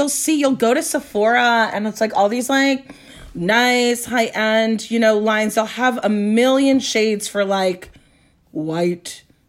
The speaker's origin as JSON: {"language": "English", "town": "Los Angeles", "region": "California", "country": "United States", "tie": "born or raised there", "also_born_or_lived": "San Francisco / Florence, Italy", "said": "I'm born and raised in Los Angeles. It is a desert. That is our climate."}